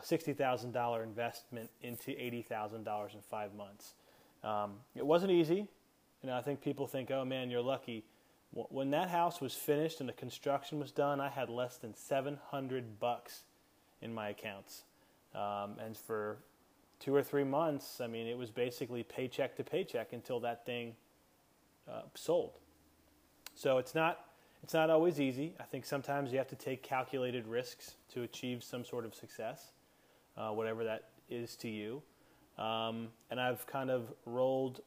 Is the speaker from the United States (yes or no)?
yes; Crofton, Maryland, United States; I grew up right outside of Annapolis, Maryland, in a little town called Crofton